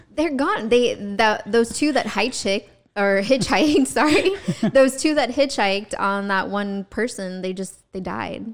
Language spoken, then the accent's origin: English; Georgia, United States; also born or lived in New York; now in Central Florida, United States; we had those in Georgia